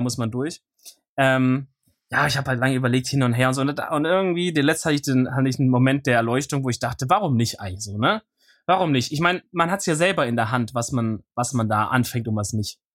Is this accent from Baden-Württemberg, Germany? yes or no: yes; near Stuttgart, Baden-Württemberg, Germany; ich komme aus der Nähe von Stuttgart